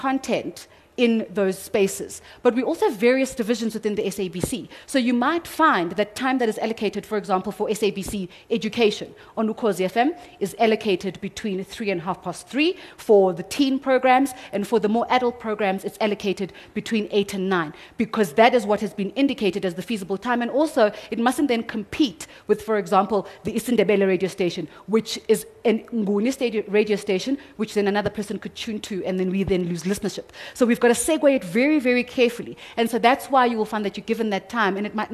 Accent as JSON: {"language": "English", "region": "South Coast of KwaZulu-Natal", "country": "South Africa", "said": "I come from the South Coast of KwaZulu-Natal. So we say uyayi, but isiZulu A says uyapi."}